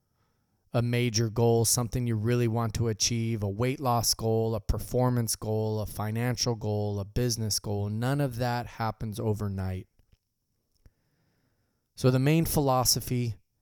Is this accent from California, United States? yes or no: yes; Visalia, California, United States; I left my hometown of Visalia